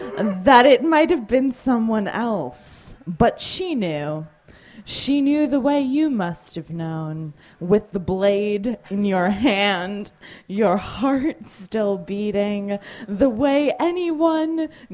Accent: New Canaan, Connecticut, United States; I'm from New Canaan, Connecticut, and that's

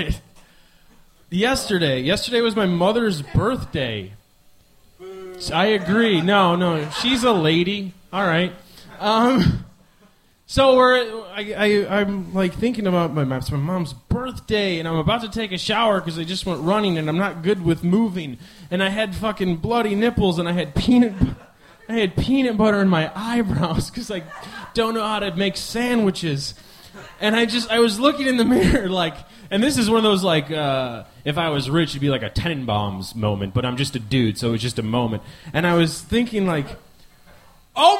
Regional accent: Midwest, United States; I'm from the Midwest.

